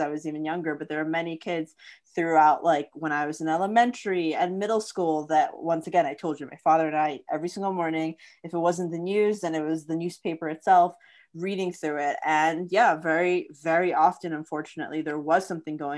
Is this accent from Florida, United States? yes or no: yes; Florida, United States; growing up in Florida